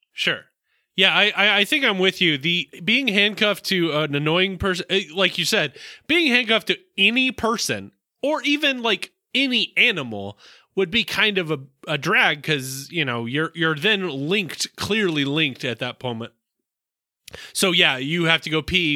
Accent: the South, United States; I'm from the South

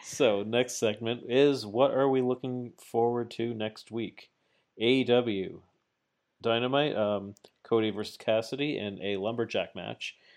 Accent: Canada; I'm Canadian

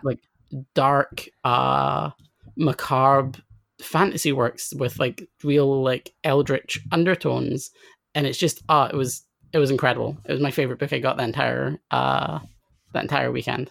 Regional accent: Scotland, United Kingdom; I grew up in Scotland, then I grew up in a relatively kind of out of the way town, um, that's kind of like, uh, like half an hour away from Edinburgh.

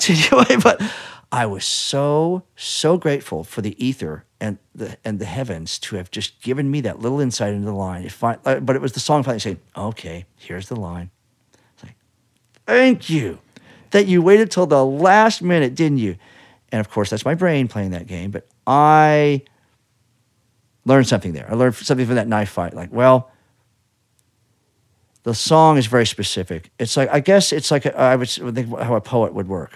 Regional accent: Kansas, United States; moved away; I'm from Kansas

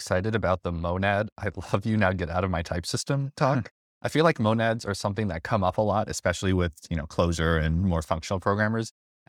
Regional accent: upstate New York, United States; also born or lived in Seattle; now in New York City, United States; I grew up in New York, upstate, lived in Seattle for a few years, working at Microsoft as a front-end slash full-stack developer. Then I moved back to New York City

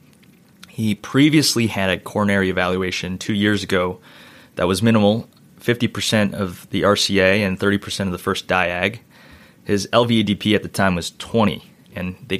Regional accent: Toronto, Ontario, Canada; also born or lived in Philadelphia, United States / New York, United States; now in Nashville, United States; I was born in Toronto, Canada, and I went to undergrad

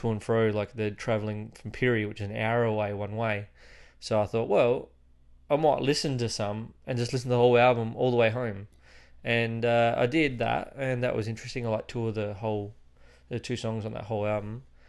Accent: Milwaukee, Wisconsin, United States; It's really weird. I'm from Milwaukee.

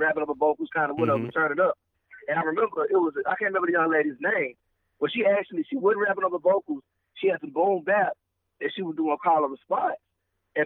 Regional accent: the South, United States; being a Southerner, you know, I grew up in the church.

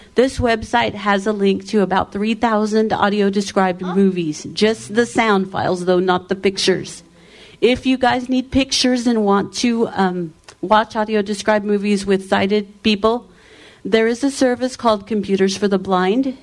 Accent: Texas, United States; I'm from Texas, in case you guys didn't know. 214 Dallas.

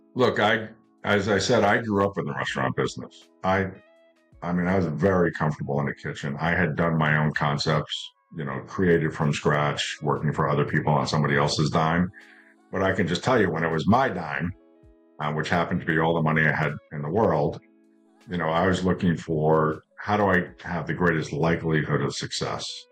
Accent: New York, United States; moved away as an adult; also born or lived in Las Vegas, Nevada; as a kid growing up in New York

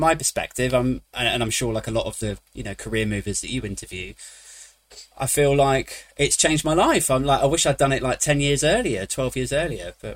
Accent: United Kingdom; I am British

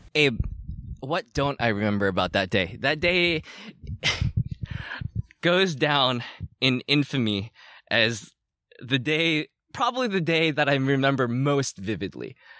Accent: Lunenburg, Massachusetts, United States; moved away; I grew up in a town called Lunenburg

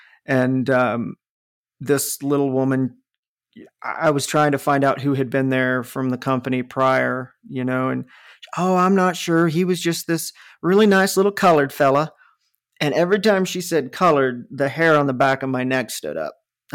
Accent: the North, United States; accent: northern; because of my obvious northern accent, just started flipping out on me and called me a carpetbagger.

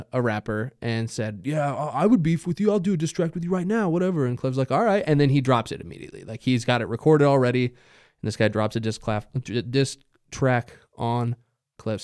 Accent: Boise, Idaho, United States; we're from Boise, and we're just rappers

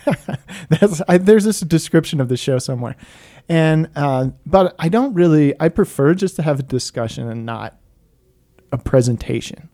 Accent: United States; I'm American

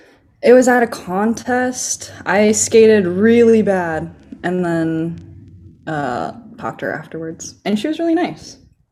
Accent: Los Angeles, California, United States; I was born in Torrance Hospital. And we moved around a lot growing up, but we've always stayed in like LA County, the greater Los Angeles area.

